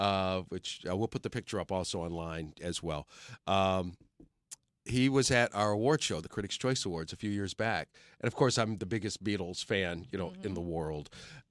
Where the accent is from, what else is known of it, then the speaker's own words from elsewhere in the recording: Detroit, Michigan, United States; I'm from Detroit.